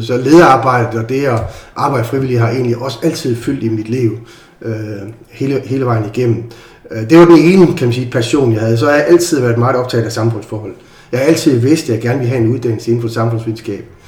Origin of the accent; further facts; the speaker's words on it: Aarhus, Central Denmark Region, Denmark; jeg er jo født og opvokset i Aarhus